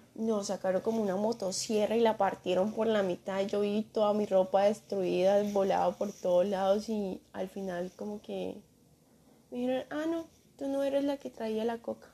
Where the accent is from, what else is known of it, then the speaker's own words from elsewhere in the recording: Colombia; moved away; no quería irme de, o sea, Colombia a Estados Unidos